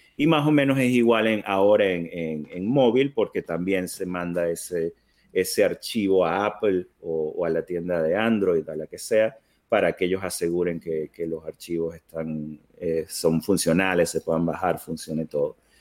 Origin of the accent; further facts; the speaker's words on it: Venezuela; now in United States; yo soy, soy venezolano de nacimiento. Eh, tengo muchos años que me mudé a, Estados Unidos con, con, mi familia